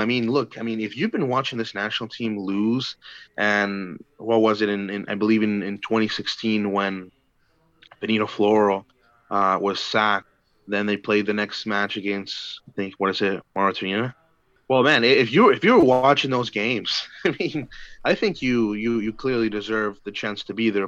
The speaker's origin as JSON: {"language": "English", "town": "Edmonton", "region": "Alberta", "country": "Canada", "tie": "born or raised there", "moved": "yes", "said": "Edmonton. Uh, you know, being my hometown"}